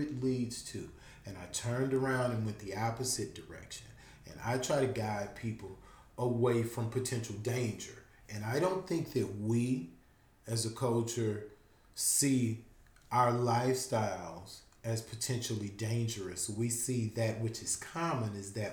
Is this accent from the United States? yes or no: yes; Louisiana, United States; We're from Louisiana